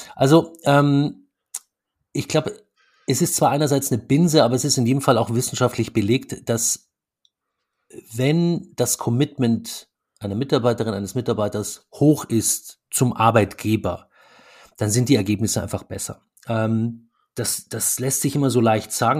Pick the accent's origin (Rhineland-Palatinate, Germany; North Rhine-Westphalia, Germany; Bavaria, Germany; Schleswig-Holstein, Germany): Bavaria, Germany; Munich; moved away as an adult; also born or lived in Stuttgart; now in Berlin, Germany; wir kommen ja beide aus, aus München